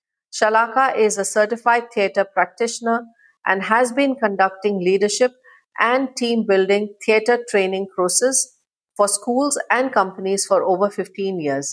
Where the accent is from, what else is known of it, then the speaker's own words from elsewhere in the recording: India; moved away; I'm Indian and I have lived in India a couple of years ago now.